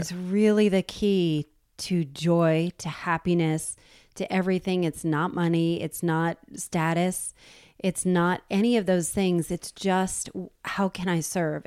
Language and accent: English; New Jersey, United States; I'm from New Jersey.